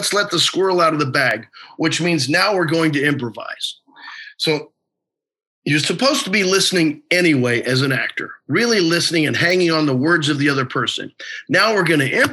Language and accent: English; Missouri, United States; I'm from Missouri